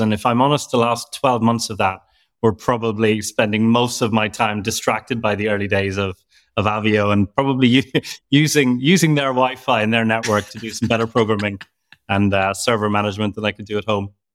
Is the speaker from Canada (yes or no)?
no; Ireland; now in London, United Kingdom; I'm from Ireland, but I live in London